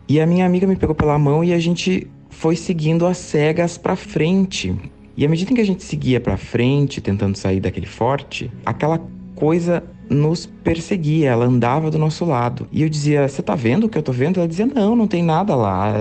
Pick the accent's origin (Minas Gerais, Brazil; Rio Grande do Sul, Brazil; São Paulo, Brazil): Rio Grande do Sul, Brazil; interior of; morava na época numa cidade pequena do interior do Rio Grande do Sul, é, é minha cidade natal